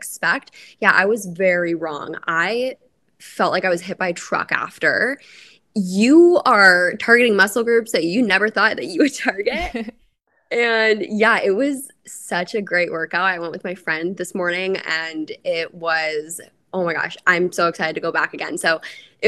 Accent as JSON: {"language": "English", "country": "Canada", "moved": "as an adult", "lives_now": "Tampa, United States", "said": "I'm a Canadian girlie"}